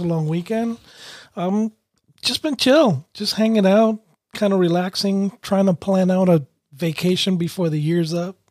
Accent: New York City, New York, United States; moved away as an adult; also born or lived in Connecticut; I was raised in Brooklyn

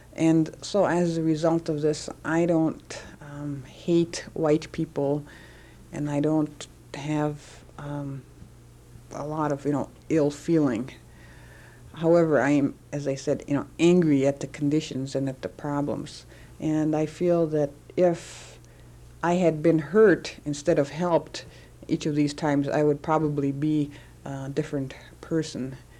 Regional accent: Menominee Indian Reservation, Wisconsin, United States; also born or lived in Milwaukee; I was born and uh, grew up on the Menominee Indian Reservation in Wisconsin

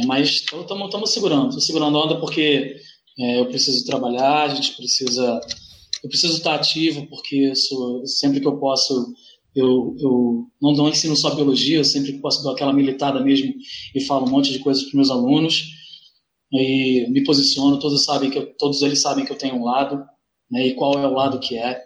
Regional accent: Duque de Caxias, Rio de Janeiro, Brazil; moved away as an adult; also born or lived in Tijuca, Rio de Janeiro; now in Rio de Janeiro, Brazil; eu sou nascido na Baixada Fluminense, nascido e criado na Baixada Fluminense, que é uma região mais pobre daqui.

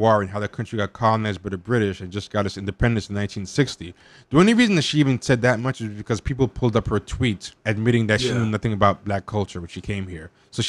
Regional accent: United States; I'm a Black American because I'm Black and born in America, but I'm not a descendant of U.S. slaves.

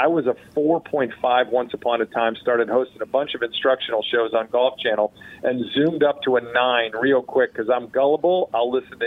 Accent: Western Springs, Illinois, United States; also born or lived in Chicago; now in Florida, United States; I am from the city of Chicago. I grew up in Western Springs

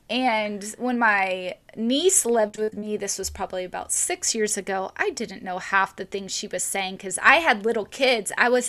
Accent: the South, United States; Oh, I know. I grew up in the South. I know what that means.

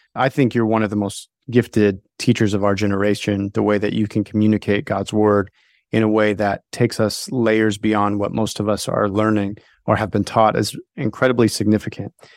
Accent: Stockton, California, United States; moved away as an adult; now in South Carolina, United States; I grew up near Stockton, California

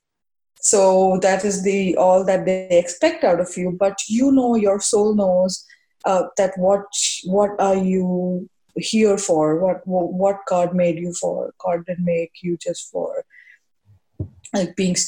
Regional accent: India; moved away as an adult; now in New York, United States; I was growing up in India

